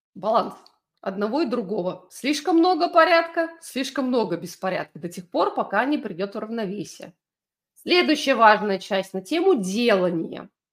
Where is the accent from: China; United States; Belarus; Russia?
Belarus; я выросла в Беларуси, в военном городке